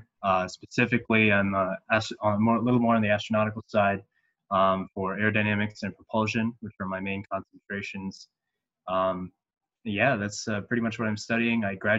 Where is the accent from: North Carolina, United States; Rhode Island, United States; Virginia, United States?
Virginia, United States; Northern; moved away as an adult; So I'm originally from Virginia. I went to school here. I live in Northern Virginia, and I go to Thomas Jefferson High School, Science and Technology.